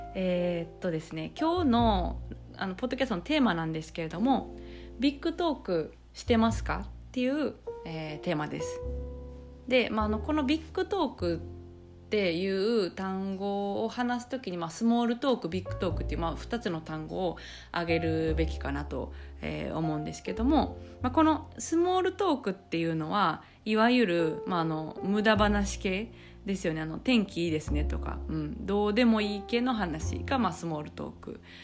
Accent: Kansai, Japan; 私とかはあの関西人

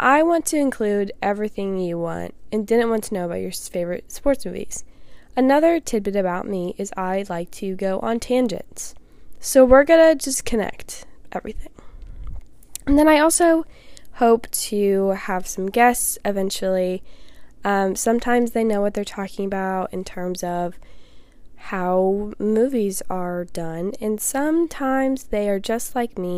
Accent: Indiana, United States; I'm from Indiana

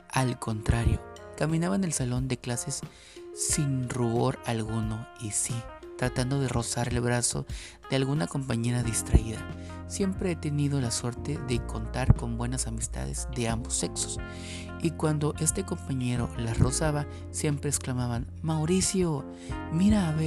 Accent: Mexico City, Mexico; una gran experiencia que tuve en mi época de estudiante normalista en la Ciudad de México, de donde soy originario.

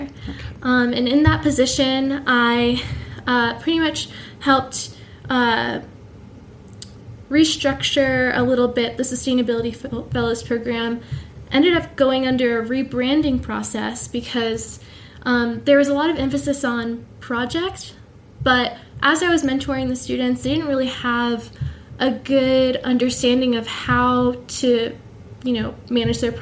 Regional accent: Washington, District of Columbia, United States; moved away as an adult; I'm returning back home to my hometown of Washington, D.C. I grew up

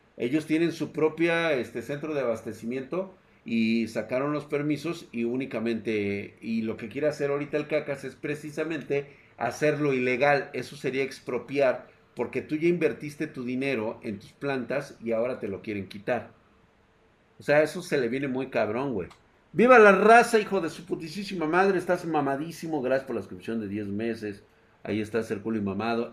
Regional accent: Mexico; somos mexicanos

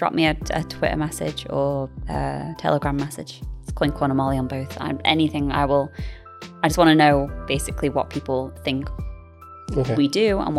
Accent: United Kingdom; And hopefully, being British, maybe we can offer a little bit of a unique

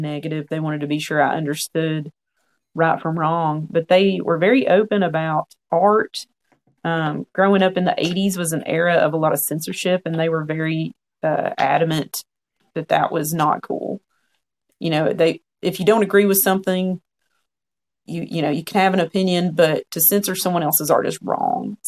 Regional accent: Blount County, East Tennessee, United States; I'm from East Tennessee originally, from Blount County. And I was the youngest of two in my immediate family. I also have a brother I did not grow up with. So I grew up in a kind of rural area in Blount County

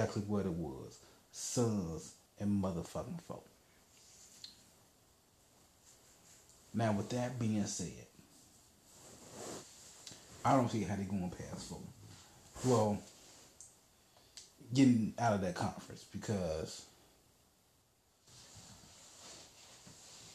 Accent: Indiana, United States; I'm from Indiana

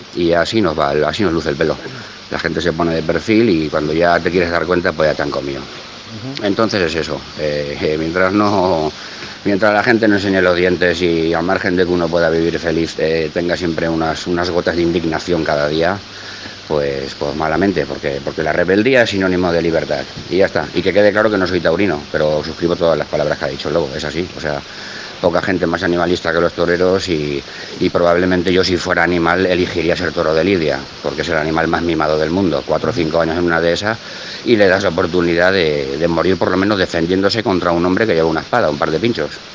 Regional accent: Barcelona, Catalonia, Spain; now in Valencia, Spain; soy de Barcelona, he vivido allí muchísimos años, casi toda mi vida

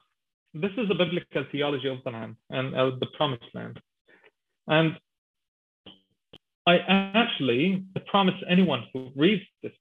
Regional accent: Gaza Strip, Palestine; I grew up in Gaza Strip during the first Intifada

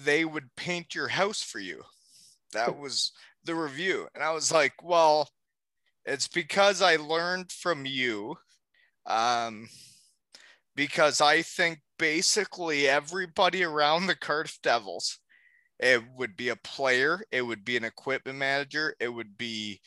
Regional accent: Elmira, Ontario, Canada; my hometown

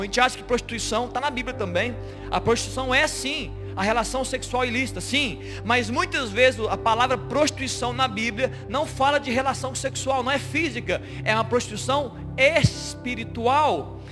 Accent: Brazil; nós somos do Brasil

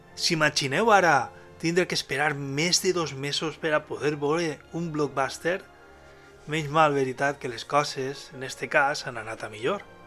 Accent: Alzira, Valencian Community, Spain; el grup del meu poble, d'Alcira.

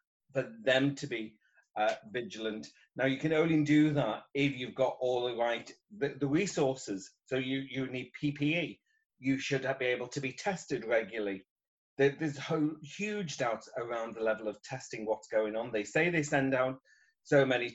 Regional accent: Liverpool, North West England, United Kingdom; I'm from Liverpool in England

